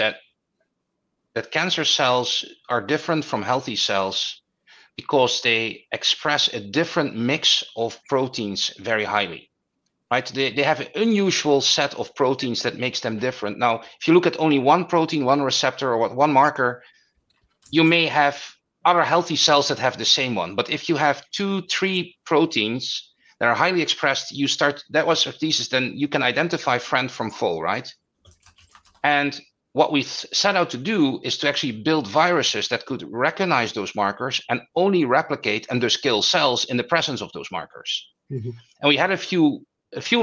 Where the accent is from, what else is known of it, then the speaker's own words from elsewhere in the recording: Netherlands; moved away as an adult; now in New York, United States; I'm originally from the Netherlands